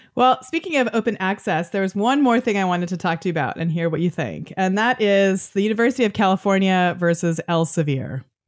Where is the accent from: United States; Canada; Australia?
Canada; I'm Canadian